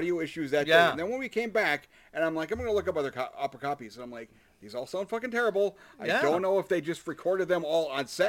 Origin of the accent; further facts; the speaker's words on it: United States; We're American.